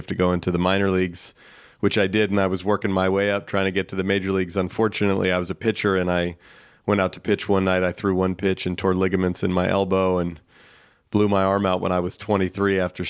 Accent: San Francisco, California, United States; I grew up in here in the San Francisco Bay Area, where I still live, and played baseball all as a kid.

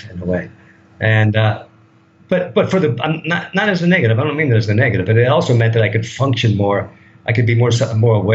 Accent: United States; moved away as an adult; now in Thailand; I'm a product of that culture

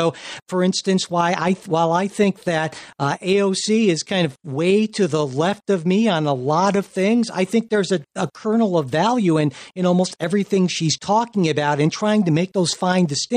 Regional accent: Springfield, United States; my hometown, Springfield

